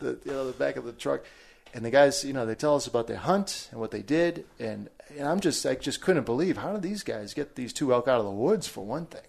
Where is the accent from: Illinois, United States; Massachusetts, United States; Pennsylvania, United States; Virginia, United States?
Massachusetts, United States; about an hour outside of Boston; I was born in New England, in Massachusetts, just about an hour outside of Boston, right on the New Hampshire border. Um, grew up there most of my life